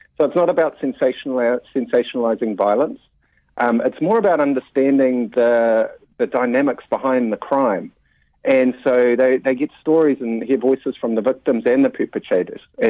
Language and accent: English; Mount Maunganui, Bay of Plenty, New Zealand; Growing up in the Mount